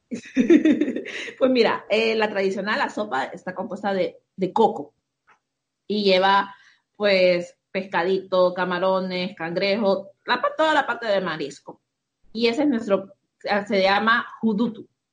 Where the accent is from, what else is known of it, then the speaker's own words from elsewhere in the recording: Tegucigalpa, Francisco Morazán, Honduras; Aquí nací. Toda la vida. Crecí. Sí. Nací, crecí aquí en Tegucigalpa.